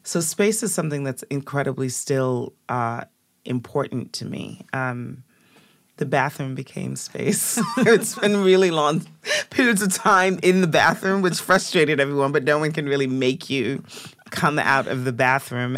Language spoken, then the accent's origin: English; Jamaica; I was born in Jamaica in a place called Beeson Spring